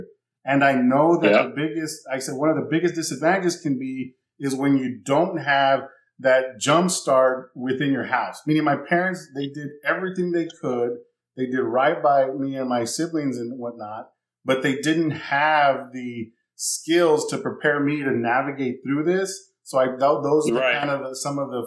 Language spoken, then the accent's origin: English; San Antonio, Texas, United States; moved away as an adult; also born or lived in California / Baton Rouge, Louisiana; I'm from San Antonio, Texas. I had moved out west to California